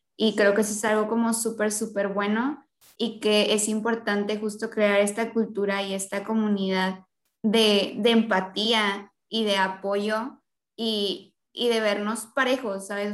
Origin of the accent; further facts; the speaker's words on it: Mexico; nosotros como mexicanos